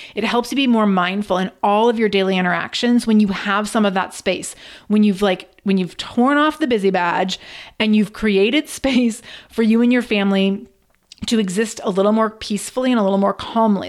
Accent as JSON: {"language": "English", "town": "Redmond", "region": "Washington", "country": "United States", "tie": "born or raised there", "said": "I grew up in Redmond, Washington, which is across a lake from Seattle."}